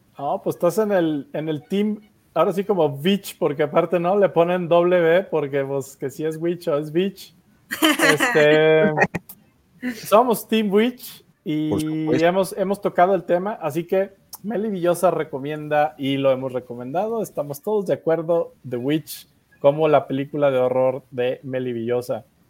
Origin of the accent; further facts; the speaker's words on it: Mexico; en México tenemos ese talento de la animación